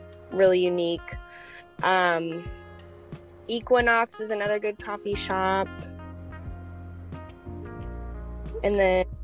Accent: Chesapeake, Virginia, United States; now in Norfolk, United States; I grew up in Chesapeake, but I live in Norfolk and I have for about 8 years now

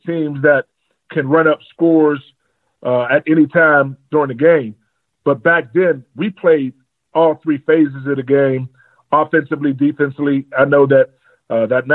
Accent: McKeesport, Pennsylvania, United States; also born or lived in St. Clair Village, Pittsburgh / Whitaker, Pennsylvania; I was born in St. Clair Village, raised in Whitaker Projects, moved to McKeesport, stayed in Harrison Village

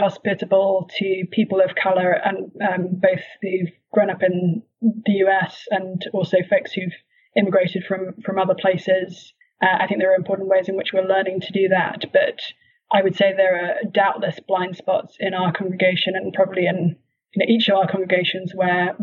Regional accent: United Kingdom; moved away as an adult; now in Cambridge, Massachusetts, United States; I grew up in that tradition in the UK, and then in the US, we attend a Baptist church.

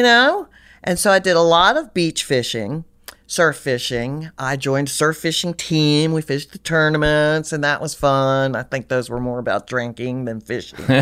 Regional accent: Richmond, Virginia, United States; moved away; I, I grew up in Richmond, Virginia

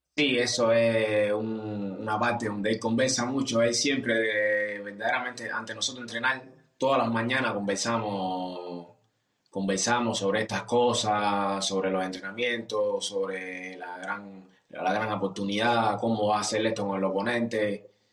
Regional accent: Cuba; now in Germany; como cubanos

